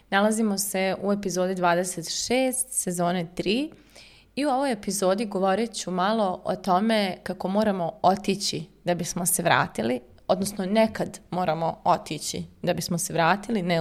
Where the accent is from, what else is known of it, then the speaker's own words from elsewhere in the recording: Kosovo; born there; ja sam djelomično iz Srbije, jeli rođena sam na Kosovu